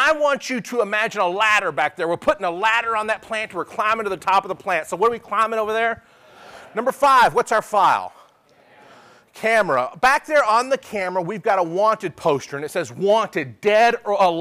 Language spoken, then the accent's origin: English; Dallas, Texas, United States; I'm from Dallas